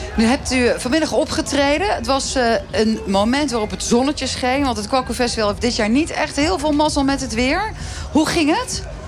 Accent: Rotterdam, South Holland, Netherlands; kom ik zelf uit Rotterdam

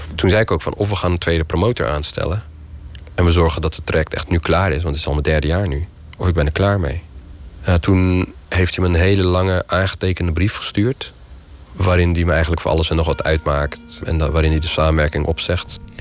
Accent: Utrecht, Netherlands; geboren en getogen in Utrecht

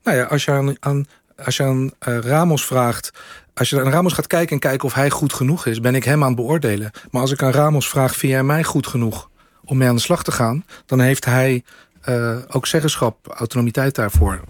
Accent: The Hague, South Holland, Netherlands; opgegroeid in de Schilderswijk

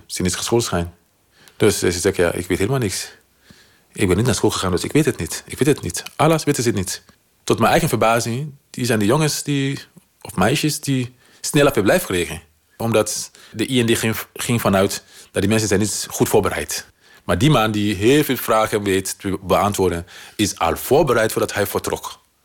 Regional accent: Sierra Leone; Dutch is a second language; moved away as an adult; now in Netherlands; ik kom uit Sierra Leone

